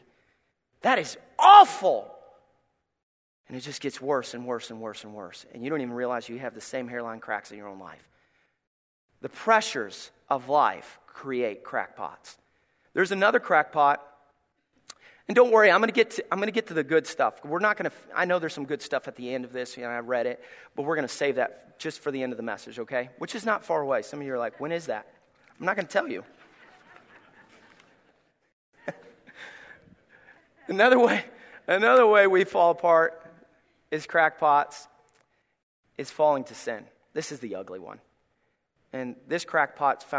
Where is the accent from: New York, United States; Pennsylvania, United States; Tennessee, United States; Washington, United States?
Tennessee, United States; Gray; moved away; I come from Gray, Tennessee